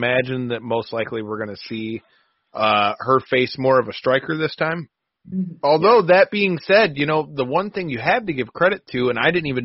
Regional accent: Michigan, United States; we come from Michigan

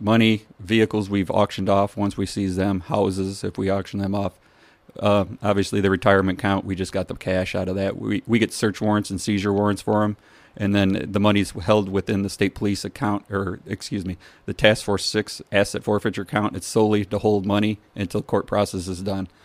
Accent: Streator, Illinois, United States; I grew up in Streeter.

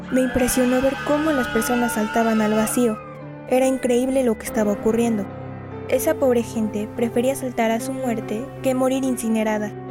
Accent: Teziutlán, Puebla, Mexico; now in United States; Soy originaria de Teciutlán, Puebla, y por desgracia presencié el acto terrorista más inhumano de la historia. Desde muy joven tomé la decisión de abandonar mi casa e ir en busca de una vida mejor a los Estados Unidos.

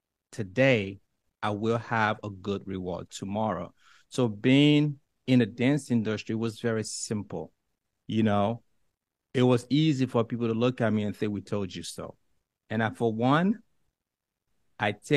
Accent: Liberia; English is a second language; moved away; I'm from Africa. I was born in the darkest of places, and it doesn't get more poverty than where I come from in Liberia

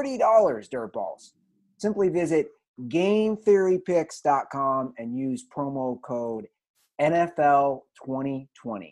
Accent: Cincinnati, Ohio, United States; my hometown team. I'm going to word it that way. The Cincinnati Bengals

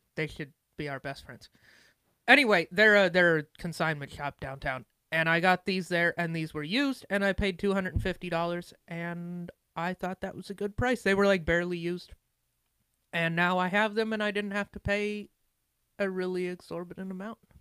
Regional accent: Montana, United States; I'm from Montana

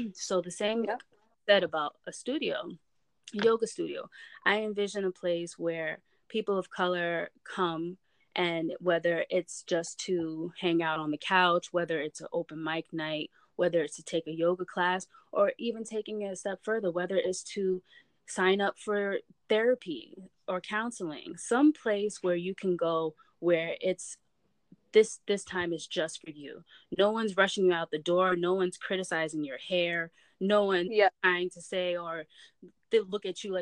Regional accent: Brockton, Massachusetts, United States; where I'm from, Brockton

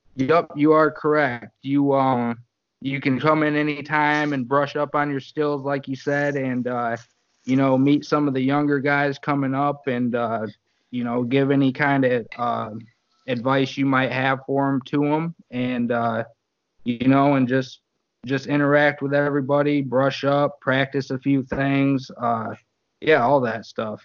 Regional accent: Battle Creek, Michigan, United States; I'm from Battle Creek

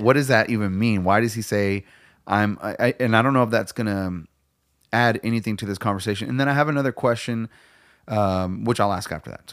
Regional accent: United States; I'm proud of being American.

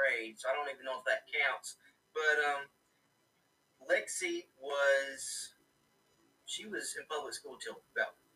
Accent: United States; I am an American

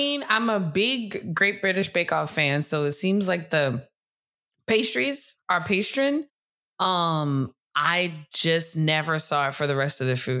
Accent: New Orleans, Louisiana, United States; But I'm from New Orleans, so you're not gonna sit here and tell me that anything is better than New Orleans food.

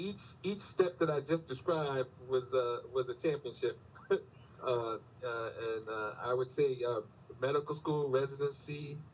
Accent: New York City, New York, United States; moved away as an adult; also born or lived in Washington, D.C. / Atlanta / Philadelphia / Baltimore; now in Oklahoma, United States; I was born in Brooklyn.

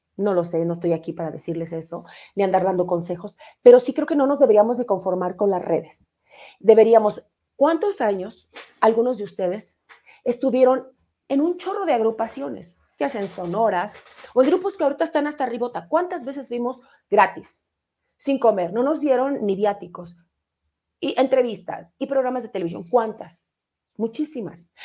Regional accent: Mexico City, Mexico; ahí nací en Colonia Leyes de Reforma, tercera sección

